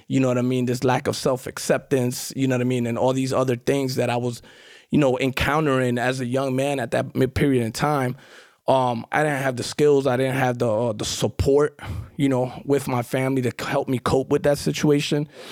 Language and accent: English; New York City, New York, United States; accent: New York; also born or lived in Guatemala; grew up in Queens, Far Rockaway